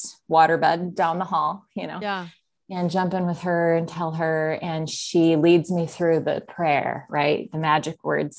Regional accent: Minnesota, United States; also born or lived in South Dakota; I was born in South Dakota, and my dad was a pastor, so up till age 8. Then we moved to northern Minnesota, right next to Fargo.

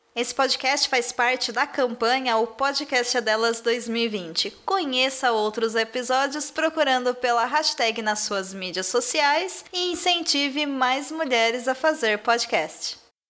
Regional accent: Santos, São Paulo, Brazil; daqui da minha cidade natal, daqui de Santos, litoral de São Paulo

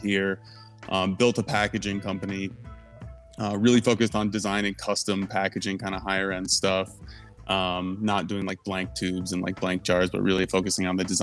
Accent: Mason, Michigan, United States; moved away as an adult; also born or lived in Milwaukee / Humboldt; I grew up Lansing area in Mason, kind of small town just south of Lansing there.

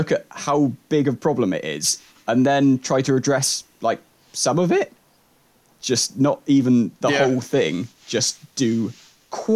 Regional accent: England, United Kingdom; I'm only English.

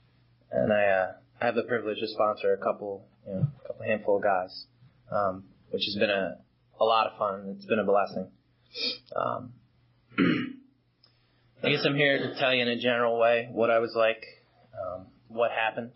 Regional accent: Long Island, New York, United States; I grew up in Long Island, one of six kids.

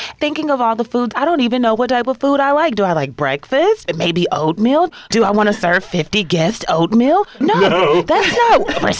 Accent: Kentucky, United States; I'm from Kentucky.

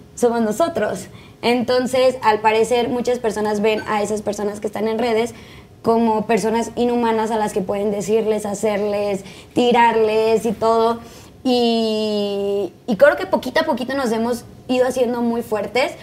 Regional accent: Tijuana, Baja California, Mexico; now in Mexico City, Mexico; Yo soy de Tijuana.

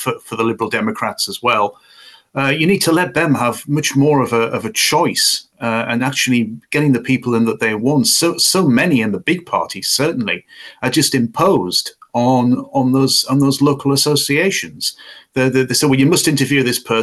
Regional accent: Bishop Auckland, North East England, United Kingdom; moved away; my hometown of Bishop Auckland, where I used to live, where I was brought up

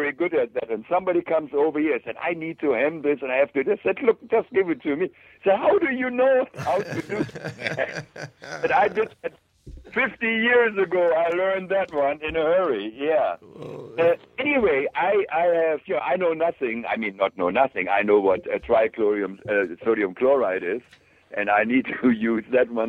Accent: Germany; moved away as an adult; I'm a Class A machinist from Germany, and in my hometown was a company

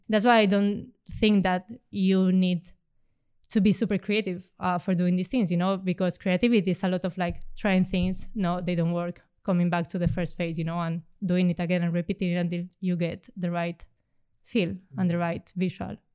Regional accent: Spain; I come from Spain

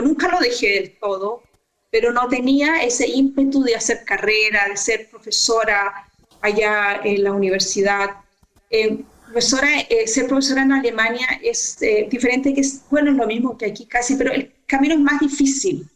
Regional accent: Concepción, Biobío, Chile; also born or lived in Los Ángeles, Chile; yo nací en Concepción eh, y viví casi toda mi vida allí

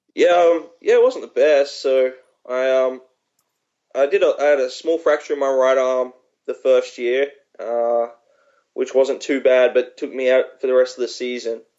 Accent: Australia; moved away as an adult; also born or lived in Maryland; I spent my first 20 years in Australia, so um, my whole family lives there

